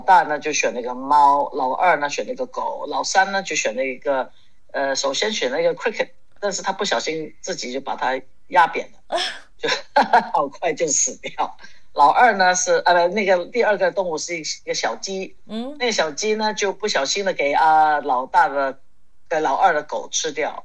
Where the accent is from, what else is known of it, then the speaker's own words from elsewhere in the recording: Hong Kong; 从小在香港我就开始学骑马